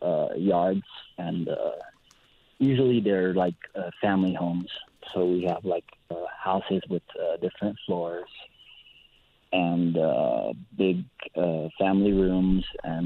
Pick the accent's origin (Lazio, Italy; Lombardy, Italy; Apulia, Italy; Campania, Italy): Lazio, Italy; Rome; also born or lived in Grottaferrata; I'm from a little town near Rome called Gattaferrata, but born and raised in Rome, and yes, Rome, Italy.